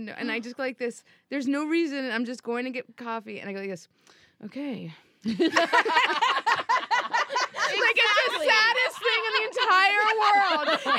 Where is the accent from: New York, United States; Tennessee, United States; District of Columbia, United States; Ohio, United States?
New York, United States; New York City; New York City.